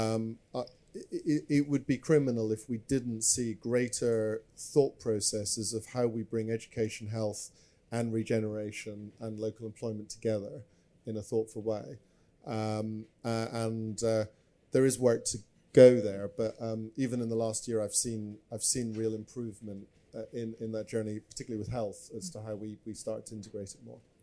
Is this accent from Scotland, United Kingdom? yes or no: yes; Scotland, United Kingdom; I'm from Scotland